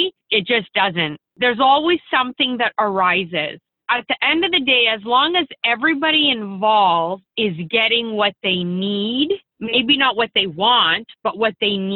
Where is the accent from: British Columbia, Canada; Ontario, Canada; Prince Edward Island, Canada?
Ontario, Canada; Windsor; I'm from Windsor, Ontario